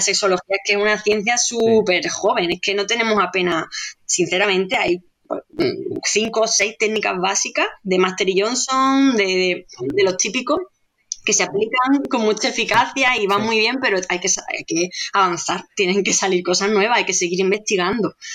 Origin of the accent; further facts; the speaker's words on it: Andalusia, Spain; como soy andaluza, pues lo pronuncio como aquella, de aquella manera